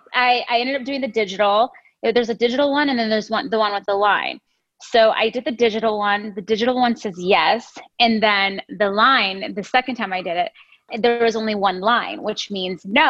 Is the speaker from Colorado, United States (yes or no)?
yes; Denver, Colorado, United States; moved away as an adult; now in Los Angeles, United States; from Denver, Colorado, the mountains. Well, not the mountains, but the Mile High City. And I moved to Los Angeles about 10 years ago